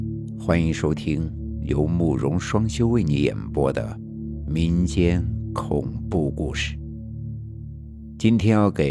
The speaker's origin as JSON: {"language": "Chinese", "region": "Northeast China", "country": "China", "tie": "born or raised there", "said": "我的老家是在东北的农村，事情发生在上世纪的八十年代。"}